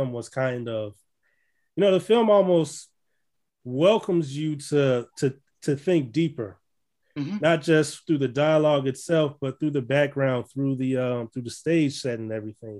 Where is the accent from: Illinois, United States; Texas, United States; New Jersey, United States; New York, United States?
Illinois, United States; Chicago; I'm from Chicago.